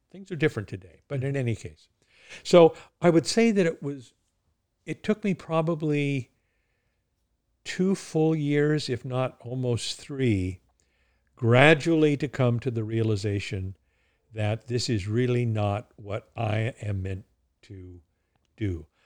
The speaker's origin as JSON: {"language": "English", "region": "Southern California", "country": "United States", "tie": "born or raised there", "also_born_or_lived": "United Kingdom / Maine / Oregon", "moved": "as an adult", "lives_now": "New Hampshire, United States", "said": "I was born in California. I, uh, was educated in, in California"}